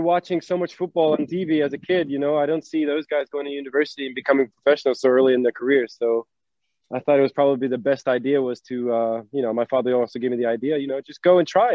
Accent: North Carolina, United States; moved away as an adult; also born or lived in New York / Norway; I was born in New York. I was raised in North Carolina, um, to my dad

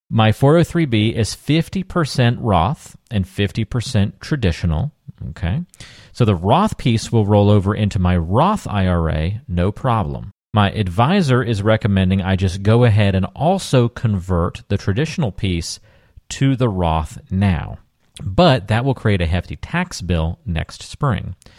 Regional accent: Raleigh, North Carolina, United States; moved away; I'm from Raleigh, North Carolina, or well, have lived there, uh, in Raleigh, North Carolina

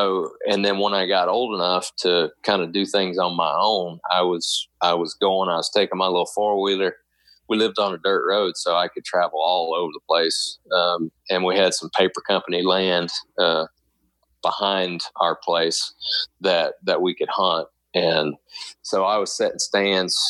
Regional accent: near Panama City, the Florida Panhandle, United States; moved away; also born or lived in Lake Wales, Florida; I was born in Central Florida, down in Lake Wales, Florida. And when I was five, my parents moved up to the panhandle of Florida. So right up above towns like Panama City. We lived about 45 minutes from there. And that's kind of where I grew up until I went to college.

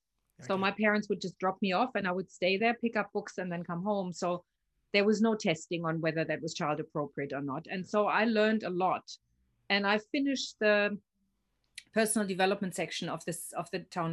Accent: Germany; born there; I've lived in 9 and I've worked in 16 countries, but I was born in Germany.

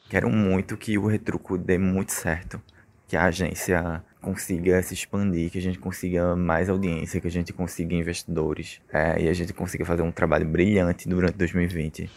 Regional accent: Sirinhaém, Pernambuco, Brazil; sou natural de Siriaém

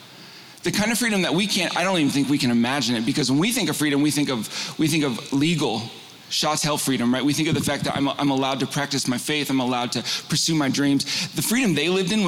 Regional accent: Northern California, United States; also born or lived in San Diego; We moved from San Diego up to Northern California

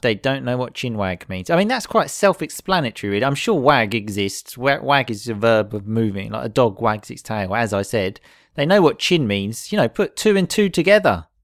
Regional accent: United Kingdom; we are British

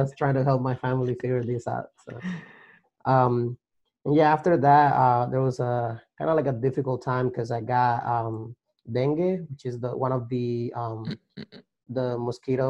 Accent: Colombia; moved away as an adult; now in United States; Growing up in Colombia, my parents were always very like entrepreneur

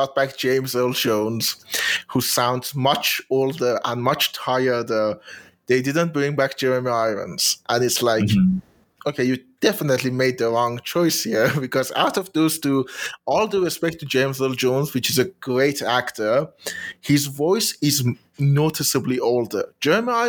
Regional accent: Iran; first language Persian; English is a second language; I find speaking in English, expressing myself in English, actually kind of easier than in Persian, which might show a great deal of dissonance with my home country.

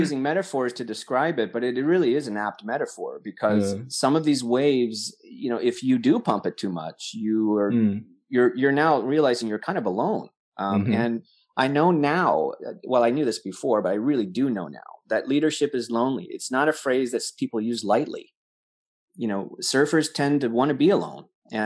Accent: Corpus Christi, Texas, United States; born there; Oh, really? I was born in Corpus Christi.

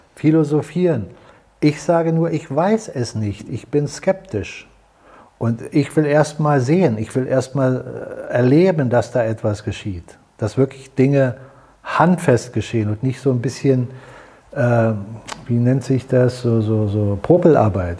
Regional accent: Germany; als Deutsche

